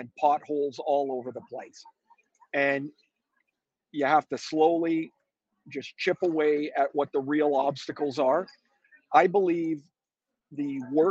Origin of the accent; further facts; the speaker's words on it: Canada; I'm a Canadian.